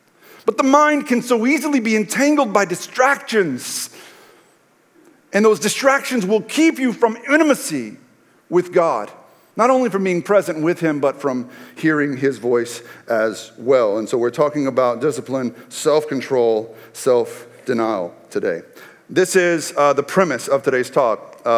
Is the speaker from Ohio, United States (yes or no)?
no; Texas, United States; Like when I was a kid growing up in East Texas under the Friday Night Lights culture